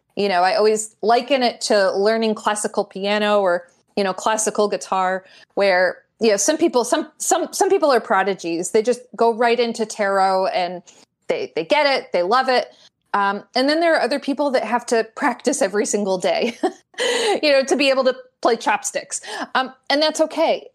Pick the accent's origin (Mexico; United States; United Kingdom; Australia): United States; Glastonbury, Connecticut; I grew up in Glastonbury, Connecticut